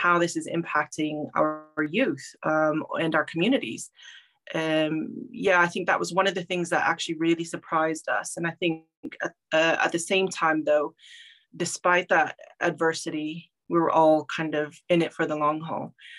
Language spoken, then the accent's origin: English; Omaha Indian Reservation, Nebraska, United States; moved away; I grew up on the Omaha Indian Reservation